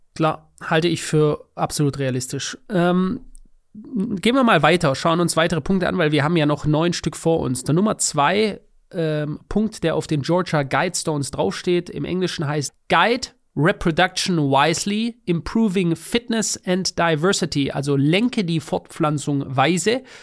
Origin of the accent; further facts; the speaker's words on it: Germany; bei uns in Deutschland